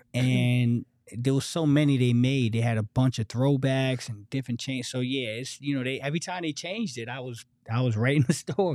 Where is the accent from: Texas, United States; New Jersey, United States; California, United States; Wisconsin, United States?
New Jersey, United States; I was an outsider from New Jersey.